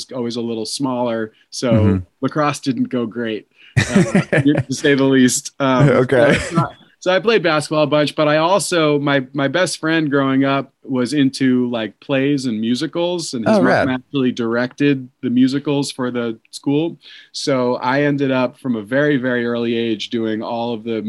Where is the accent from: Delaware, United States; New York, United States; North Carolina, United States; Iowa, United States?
New York, United States; Long Island; moved away as an adult; also born or lived in Maryland; I grew up on Long Island in New York